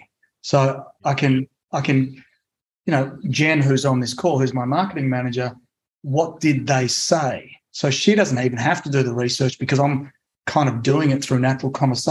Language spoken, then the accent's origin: English; Australia; also born or lived in Italy; now in United States; I'm actually an Italian citizen. So I was born in Australia to Italian immigrant parents.